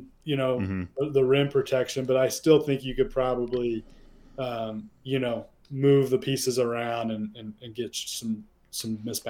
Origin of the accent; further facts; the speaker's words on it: Kansas City, United States; I grew up in Kansas City